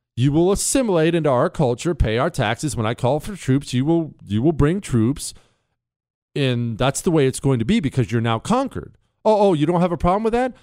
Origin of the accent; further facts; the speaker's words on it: Montana, United States; I grew up around Indian tribes. They're all over Montana